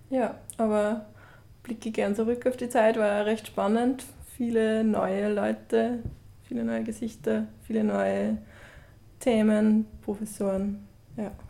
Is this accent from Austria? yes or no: yes; Upper Austria, Austria; moved away as an adult; now in Vienna, Austria; aus einem kleinen Dorf im Mühlviertel und bin dann nach Wien gezogen, nach der Matura.